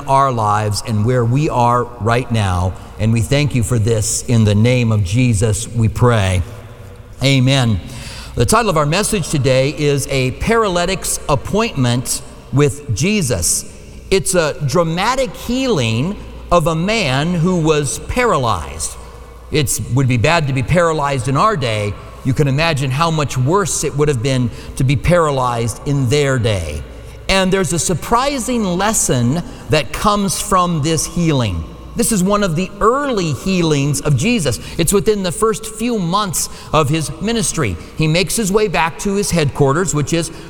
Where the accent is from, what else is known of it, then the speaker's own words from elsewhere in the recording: Minnesota, United States; accent: Minnesota; now in Tucson, United States; That's my Minnesota accent